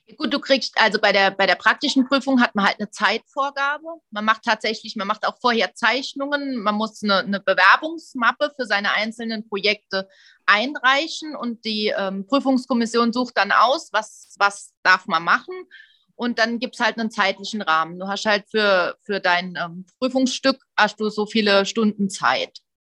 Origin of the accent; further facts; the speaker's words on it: Saarland, Germany; ich bin ja aus dem Saarland